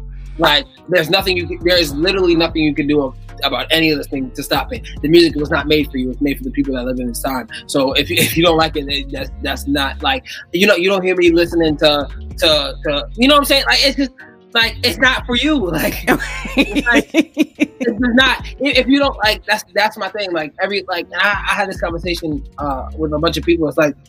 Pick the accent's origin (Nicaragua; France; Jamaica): Jamaica; I'm really just not, because I'm Jamaican.